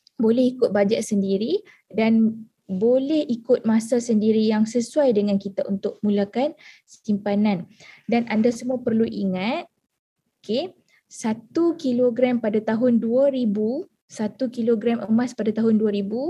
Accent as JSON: {"language": "Malay", "town": "Alor Setar", "region": "Kedah", "country": "Malaysia", "said": "Saya berasal daripada Alustar Kedah"}